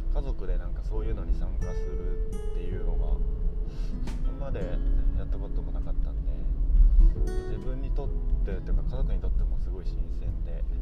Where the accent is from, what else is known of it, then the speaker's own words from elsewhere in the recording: Morioka, Iwate, Japan; now in Yosano, Japan; 岩手盛岡出身